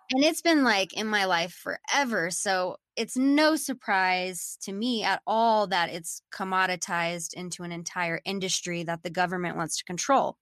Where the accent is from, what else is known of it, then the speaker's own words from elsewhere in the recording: Austin, Texas, United States; I'm from Austin